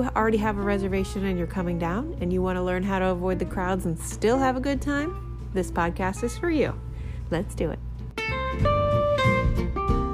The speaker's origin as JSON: {"language": "English", "region": "Maryland", "country": "United States", "moved": "yes", "lives_now": "Key West, United States", "said": "I was from Maryland and we used to go to Ocean City, Maryland"}